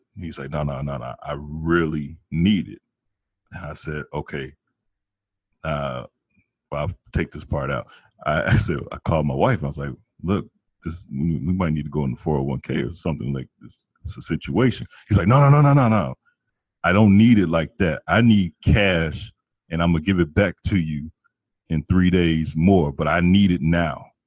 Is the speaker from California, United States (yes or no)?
no; Chicago, Illinois, United States; I'm from Chicago